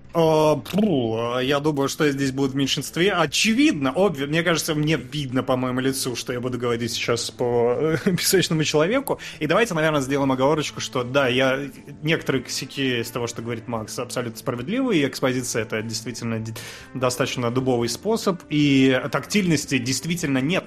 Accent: Kazakhstan; я хоть родился в Казах-, в Казахстане

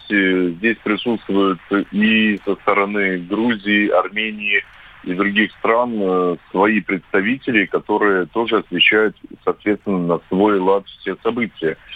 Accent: Khabarovsk, Khabarovsk Krai, Russia; как хабаровчанин

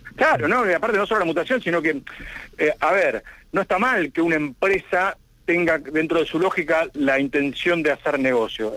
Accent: Argentina; nosotros como argentinos

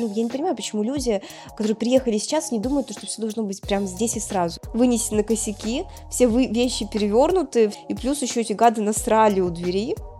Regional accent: Yekaterinburg, Sverdlovsk Oblast, Russia; moved away as an adult; also born or lived in Moscow / Saint Petersburg; now in Lisbon, Portugal; я изначально родилась в Екатеринбурге, прожила там до окончания школы

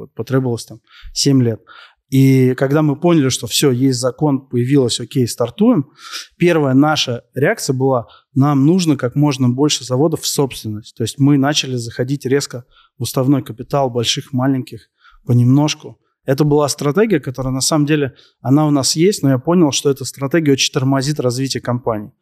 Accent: Moscow, Russia; я родился, вырос э, в Москве

